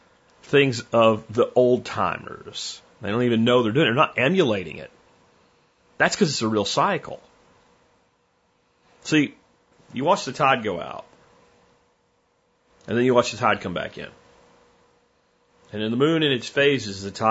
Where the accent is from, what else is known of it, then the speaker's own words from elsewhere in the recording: rural Pennsylvania, United States; moved away as an adult; also born or lived in Florida; now in Texas, United States; I did my high school years, and like the year before high school, in rural Pennsylvania